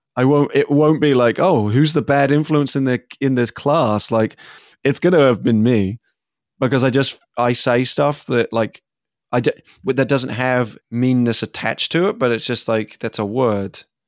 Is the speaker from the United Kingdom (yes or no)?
yes; England, United Kingdom; moved away as an adult; now in United States; as an English person growing up